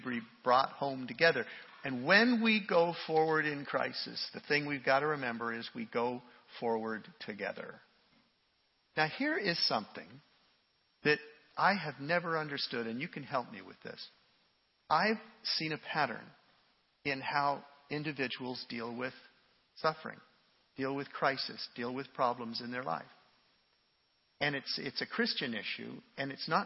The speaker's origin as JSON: {"language": "English", "country": "Canada", "said": "me as a Canadian"}